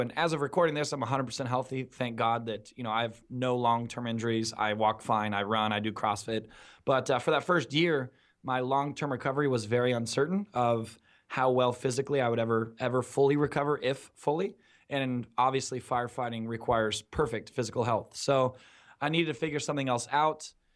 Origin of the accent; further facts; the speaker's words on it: Newport Beach, California, United States; being born and raised in Southern California, specifically Newport Beach, Orange County, California